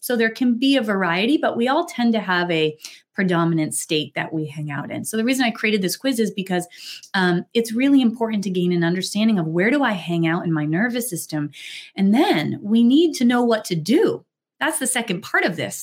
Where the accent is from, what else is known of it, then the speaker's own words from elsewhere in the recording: New Hampshire, United States; I grew up in New Hampshire.